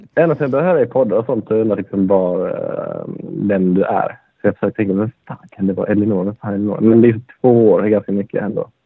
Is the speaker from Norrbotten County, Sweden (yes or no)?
no; Vittsjö, Skåne, Sweden